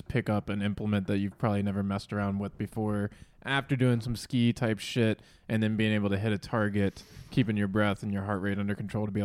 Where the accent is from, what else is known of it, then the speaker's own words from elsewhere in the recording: West Virginia, United States; I'm from West Virginia